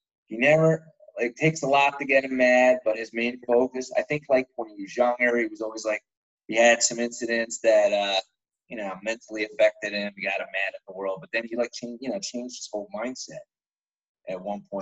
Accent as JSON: {"language": "English", "region": "New Jersey", "country": "United States", "said": "I'm from Jersey"}